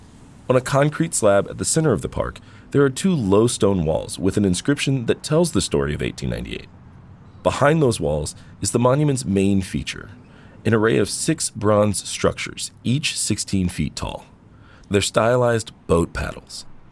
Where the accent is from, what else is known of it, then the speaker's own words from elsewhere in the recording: Greensboro, North Carolina, United States; I'm an Afro-Indigenous North Carolinian. I grew up in Greensboro, in the middle of the state.